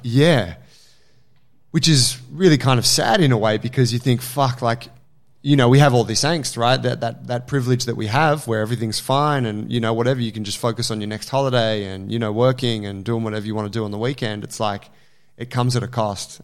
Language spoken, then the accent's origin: English; Australia; as an Australian